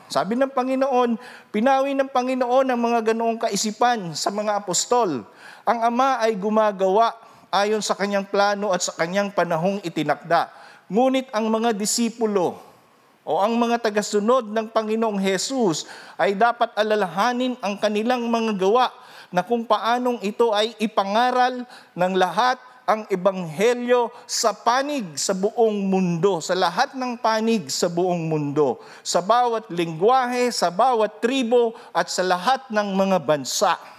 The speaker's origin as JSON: {"language": "Tagalog", "area": "Rinconada", "region": "Bicol Region", "country": "Philippines", "said": "Ako taga Rinconada"}